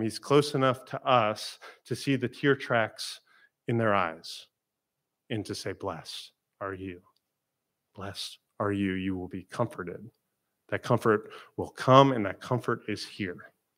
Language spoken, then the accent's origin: English; Florida, United States; I'm from Florida